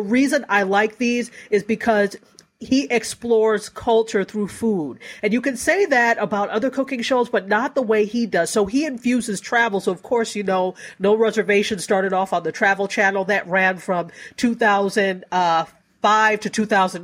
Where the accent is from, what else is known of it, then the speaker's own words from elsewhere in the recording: Buffalo, New York, United States; also born or lived in Nigeria; now in South Florida, United States; I'm not originally from Buffalo, New York, but I grew up in Buffalo, New York